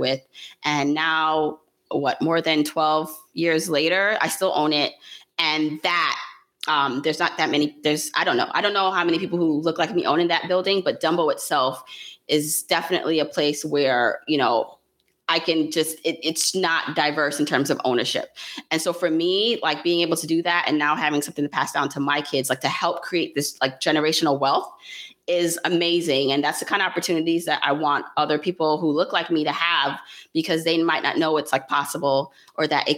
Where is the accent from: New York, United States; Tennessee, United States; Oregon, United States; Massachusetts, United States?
New York, United States; New York City; also born or lived in Jamaica; I was born in Jamaica, the island, raised in Brooklyn